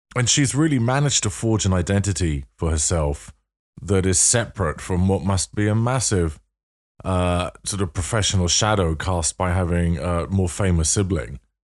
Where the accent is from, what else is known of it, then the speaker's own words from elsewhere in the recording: London, United Kingdom; you do a North London accent, which is where I'm from